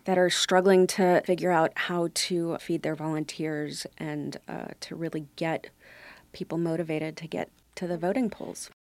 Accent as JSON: {"language": "English", "town": "New York City", "region": "New York", "country": "United States", "tie": "born or raised there", "also_born_or_lived": "Brooklyn, New York", "said": "we lived there until I was uh, four, and then uh, someone got shot in our neighborhood, and the bullet came through the front door of the house, and my parents moved us to Staten Island"}